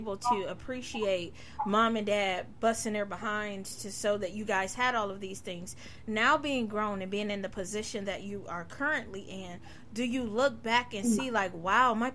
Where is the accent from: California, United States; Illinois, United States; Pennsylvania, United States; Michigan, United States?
Michigan, United States; Detroit; now in Ohio, United States; I'm from Detroit. I grew up in Detroit